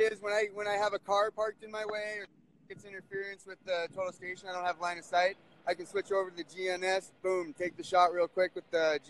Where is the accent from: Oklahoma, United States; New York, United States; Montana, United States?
Montana, United States; Helena; I'm from Helena, Montana. I'm in Shelby, Montana